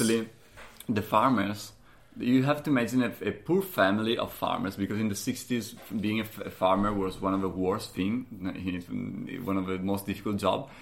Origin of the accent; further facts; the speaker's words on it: Valdobbiadene, Veneto, Italy; English is a second language; moved away as an adult; my hometown in the Prosecco region, which is just, you know, one hour north of, uh, of here